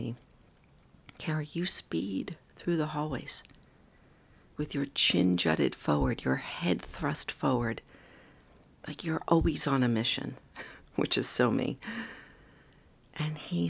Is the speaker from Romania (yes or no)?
no; New York, United States; I'm a New Yorker